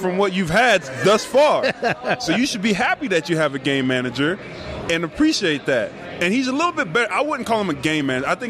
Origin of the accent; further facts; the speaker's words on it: Jacksonville, Florida, United States; moved away as an adult; also born or lived in Cincinnati / Chicago / Orlando; now in Cleveland, United States; I'm actually from Jacksonville, Florida.